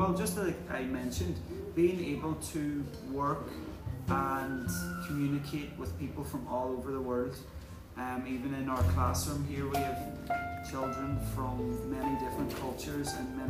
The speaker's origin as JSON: {"language": "English", "region": "Ulster", "country": "Ireland", "said": "I'm from a place called Donegal in the northwest of Ireland."}